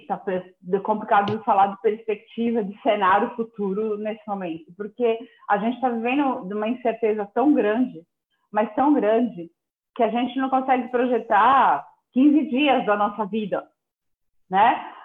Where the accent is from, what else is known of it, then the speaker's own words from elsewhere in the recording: São Paulo, Brazil; moved away as an adult; now in interior of São Paulo, Brazil; eu, eu, sou paulistana, né? Então, assim, há, há, dois anos e dois meses que eu estou vivendo no interior de São Paulo, mas até então vivi toda a minha vida e, na cidade, na metrópole